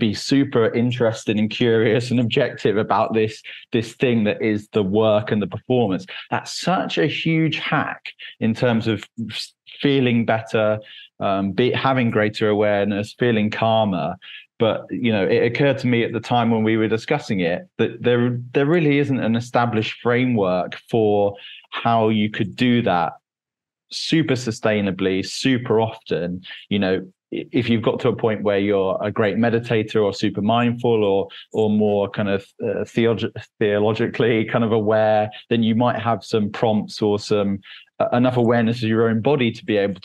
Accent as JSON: {"language": "English", "town": "Cambridge", "region": "East of England", "country": "United Kingdom", "said": "Cambridge in England"}